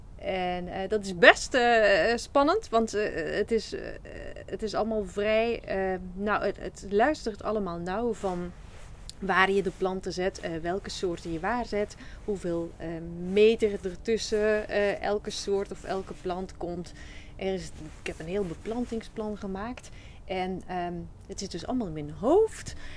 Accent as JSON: {"language": "Dutch", "region": "Flanders", "country": "Belgium", "accent": "Flemish", "moved": "as an adult", "lives_now": "Netherlands", "said": "heb ik een Vlaamse tongval. ik kom oorspronkelijk uit Vlaanderen, België."}